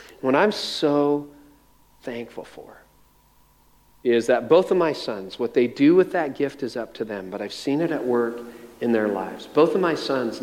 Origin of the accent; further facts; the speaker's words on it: Windsor, Ontario, Canada; also born or lived in north of Toronto, Ontario; the house where I was born in around Windsor across the river from Detroit